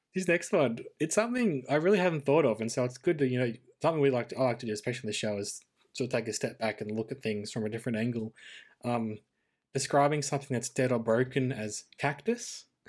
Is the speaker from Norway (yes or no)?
no; Australia